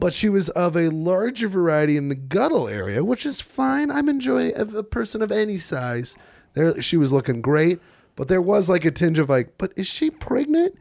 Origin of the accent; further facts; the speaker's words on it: Utah, United States; we're from Utah.